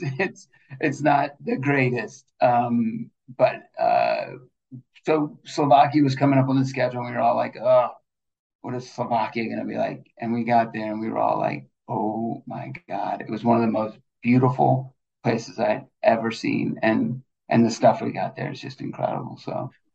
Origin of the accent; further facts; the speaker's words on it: Georgia, United States; I'm I'm I'm from Georgia